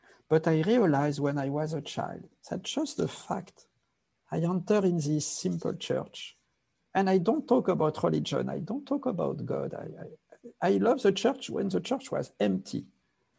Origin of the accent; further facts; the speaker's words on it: Paris, Île-de-France, France; also born or lived in Nepal; now in Los Angeles, United States; I was born in Paris, raised in Paris, and my family was very, very violent